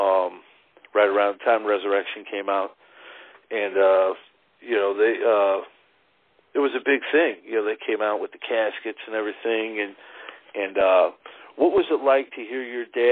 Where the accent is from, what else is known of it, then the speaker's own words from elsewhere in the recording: Berwyn, Illinois, United States; also born or lived in Cicero, Illinois; I was born and raised in Berwyn and Cicero